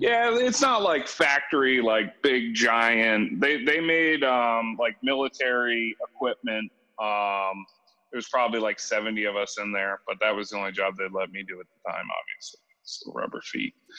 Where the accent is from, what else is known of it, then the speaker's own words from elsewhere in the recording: New Hampshire, United States; moved away; I was born in New Hampshire, very far away from here.